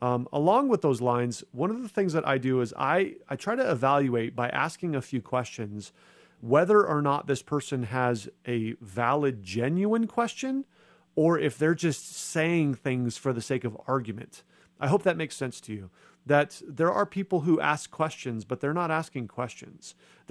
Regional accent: United States; I'm not a Christian because I grew up in America and I just happened to hear the gospel message.

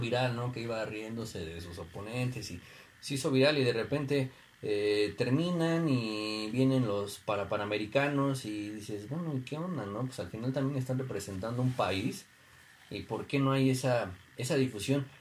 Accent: Mexico; sentirte orgulloso como mexicano

